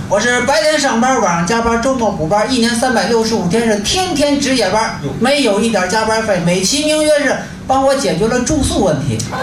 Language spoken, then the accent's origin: Chinese; Inner Mongolia, China; now in Beijing, China; 我是打工青年艺术团的一员，我来自内蒙古。啊，九五年呢就开始在北京打工